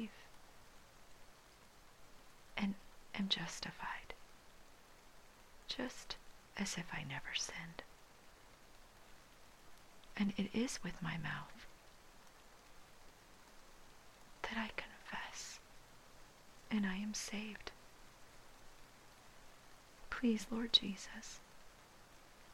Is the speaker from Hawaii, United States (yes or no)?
yes; Hawaii, United States; I learned that kind of respect for language being born and raised in Hawaii.